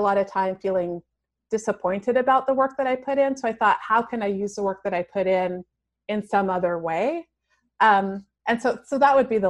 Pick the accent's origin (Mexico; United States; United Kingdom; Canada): Canada; also born or lived in Toronto; I grew up in a really small town and I was like destined to move across the country to go to Toronto. I grew up in Canada.